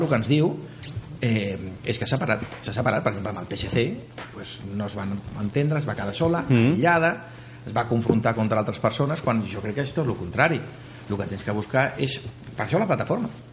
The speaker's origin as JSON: {"language": "Catalan", "town": "Barcelona", "region": "Catalonia", "country": "Spain", "tie": "born or raised there", "said": "soc del barri de Gràcia de tota la vida"}